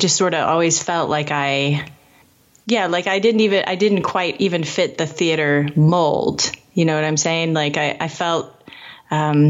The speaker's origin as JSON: {"language": "English", "town": "Indianapolis", "region": "Indiana", "country": "United States", "tie": "born or raised there", "said": "I grew up in Indianapolis"}